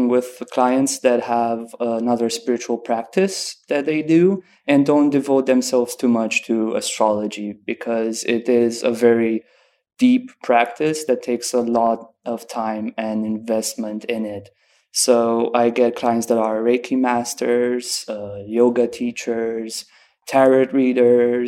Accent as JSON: {"language": "English", "town": "Oradea", "region": "Bihor County", "country": "Romania", "tie": "born or raised there", "moved": "as an adult", "lives_now": "Cluj-Napoca, Romania", "said": "I was born in Oradea, which is like a city next to the Hungarian border. Mm-hmm. But I live in Cluj"}